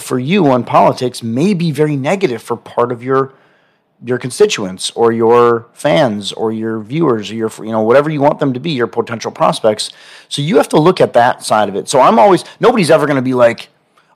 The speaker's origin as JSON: {"language": "English", "town": "Milwaukee", "region": "Wisconsin", "country": "United States", "also_born_or_lived": "Wauwatosa, Wisconsin", "moved": "yes", "lives_now": "Austin, United States", "said": "I'm from Wisconsin. I'm from Milwaukee."}